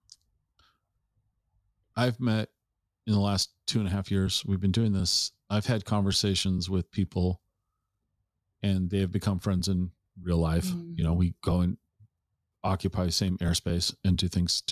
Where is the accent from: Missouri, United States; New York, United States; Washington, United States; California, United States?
Washington, United States; Tacoma; I grew up in the Tacoma in the 70s and 80s.